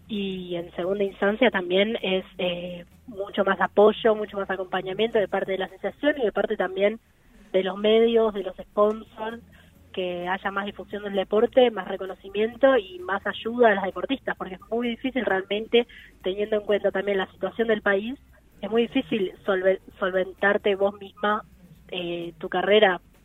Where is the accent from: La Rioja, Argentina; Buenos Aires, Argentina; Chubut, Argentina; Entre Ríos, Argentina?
Buenos Aires, Argentina; yo soy de Buenos Aires, tengo 18 años